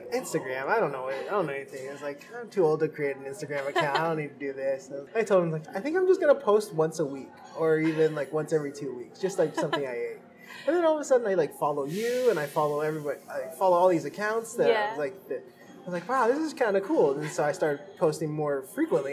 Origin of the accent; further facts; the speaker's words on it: Seattle, Washington, United States; I'm also born and raised in Seattle, in the east side area in Seattle as well